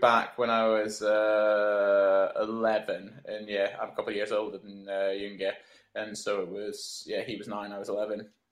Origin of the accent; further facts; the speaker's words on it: Scotland, United Kingdom; also born or lived in England; I was uh, born in England, but I only lived there for about a year, so I kind of feel or like if I talk about home, then home for me is Scotland.